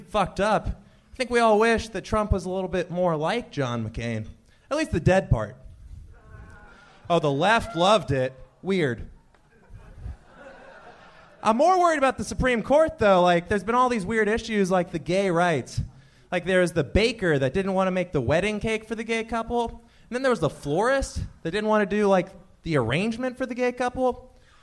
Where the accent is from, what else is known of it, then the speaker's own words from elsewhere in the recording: Iowa, United States; now in Los Angeles, United States; I'm from the Midwest originally